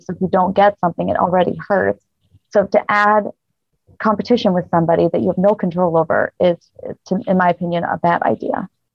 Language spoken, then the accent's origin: English; Rochester, New York, United States; moved away as an adult; now in Las Vegas, United States; I'm originally from Rochester, New York